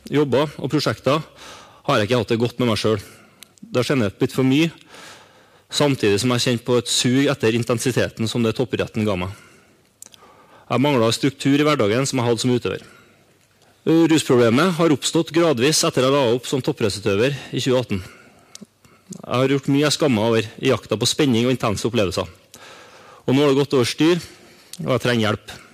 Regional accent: Trøndelag, Norway; og være sammen med familien min og starte arbeidet med en forandring. Og være hjemme i Trøndelag.

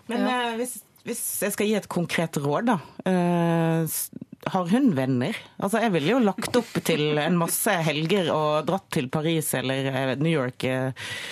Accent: Bergen, Vestland, Norway; Fana. To mil utenfor Bergen sentrum

